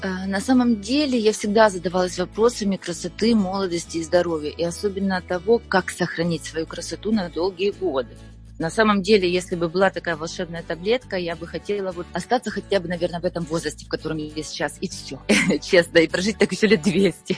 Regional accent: Ukraine; moved away as an adult; now in Austria; Я родилась в Украине

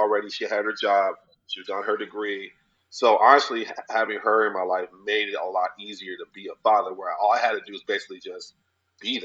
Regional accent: Arizona, United States; also born or lived in Los Angeles; born and raised in Arizona

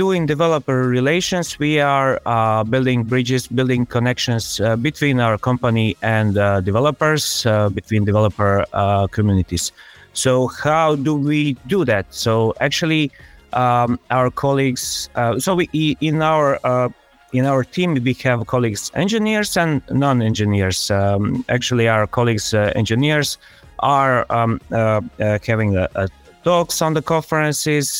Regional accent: Split, Split-Dalmatia County, Croatia; born and raised in Split in Croatia, where I still live.

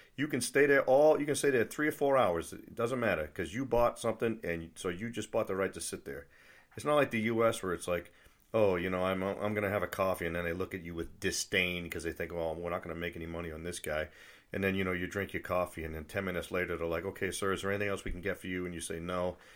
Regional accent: New England, United States; moved away as an adult; also born or lived in Italy; now in Germany; I'm from New England

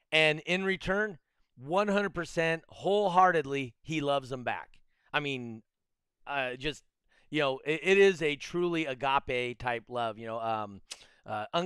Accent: California, United States; accent: California; Could you hear my strong California accent?

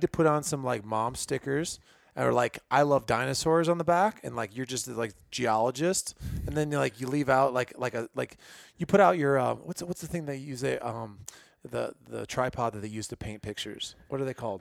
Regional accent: Illinois, United States; moved away; I grew up in Illinois

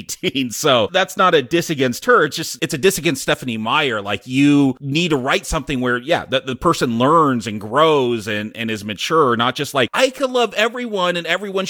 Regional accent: United States; I'm American

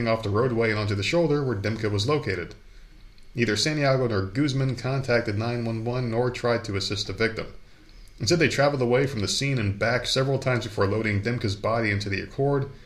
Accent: New Jersey, United States; moved away; I'm from New Jersey

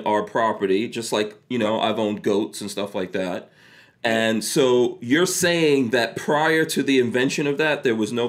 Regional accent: New York City, New York, United States; also born or lived in Guyana; I went to school, I grew up in Far Rockaway, New York, and at that time it was mostly black, a lot of people from the Caribbean, Africa, etc., you know, and there were very few white kids going to school with me.

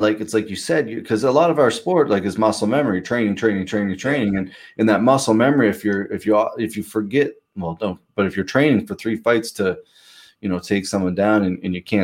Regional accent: Pictou, Nova Scotia, Canada; also born or lived in Halifax; I'm from Pictou

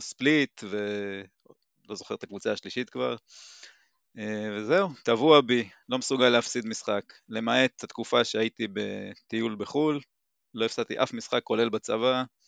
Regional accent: Timorim, Southern District, Israel; אני בן 41, ממושב תימורים

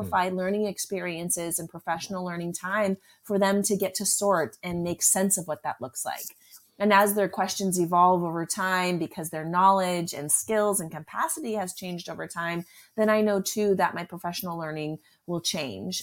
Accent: Southern California, United States; I grew up in California, Southern California

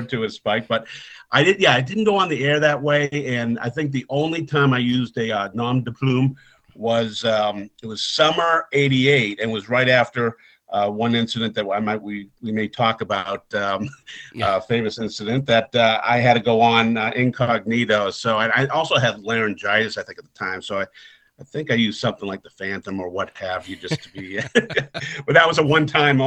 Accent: Boston, Massachusetts, United States; accent: Boston; my Boston accent

